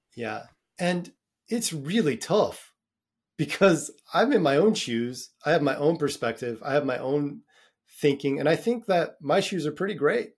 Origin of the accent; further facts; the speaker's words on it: United States; moved away as an adult; now in Dublin, Ireland; I'm American, maybe 'cause of my upbringing